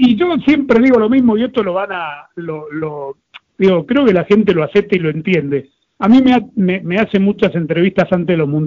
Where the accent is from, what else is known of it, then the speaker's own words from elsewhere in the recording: Argentina; Yo soy argentino, yo soy hincha de Argentina, pero trato que la procesión vaya por dentro.